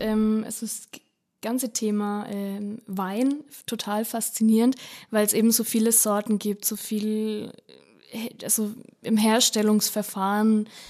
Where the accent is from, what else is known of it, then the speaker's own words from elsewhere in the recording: Upper Franconia, Bavaria, Germany; ich komme ja aus Oberfranken